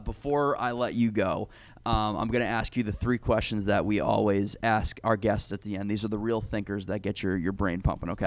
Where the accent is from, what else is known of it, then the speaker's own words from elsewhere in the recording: Northeast, United States; I am from the Northeast